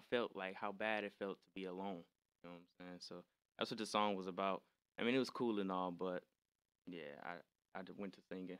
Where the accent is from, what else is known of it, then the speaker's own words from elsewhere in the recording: Detroit, Michigan, United States; I was born and raised in Detroit, Michigan. That's where I'm from.